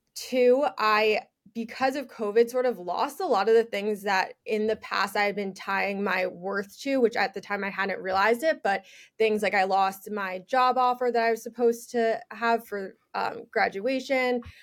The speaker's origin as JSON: {"language": "English", "region": "New York", "country": "United States", "tie": "born or raised there", "also_born_or_lived": "Michigan", "said": "I am from New York, born and raised. I'm still there right now"}